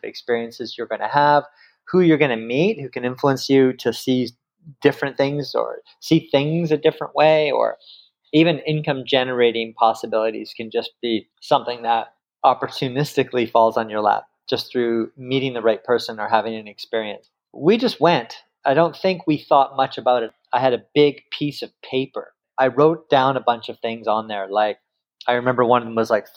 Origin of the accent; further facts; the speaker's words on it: Kamloops, British Columbia, Canada; moved away as an adult; also born or lived in Singapore / Victoria; I grew up in Kamloops, British Columbia.